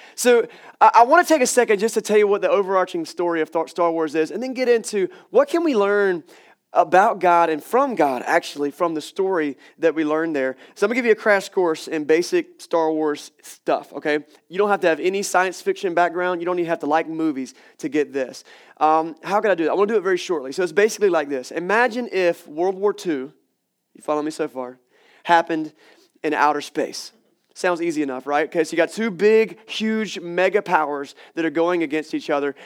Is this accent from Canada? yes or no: no; Wilson, North Carolina, United States; I grew up in Wilson, North Carolina